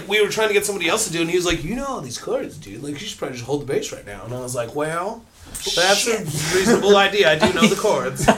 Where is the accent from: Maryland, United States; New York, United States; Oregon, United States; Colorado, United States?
Colorado, United States; Columbine Valley; now in Southern California, United States; I'm from Denver originally, um, Columbine Valley really